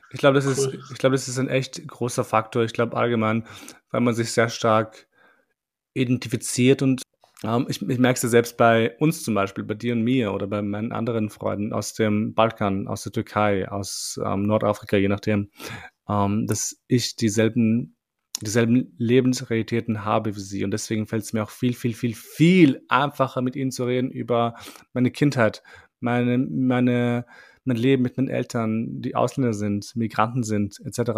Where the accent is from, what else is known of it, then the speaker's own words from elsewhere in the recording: Albania; ich bin Albaner und es stimmt.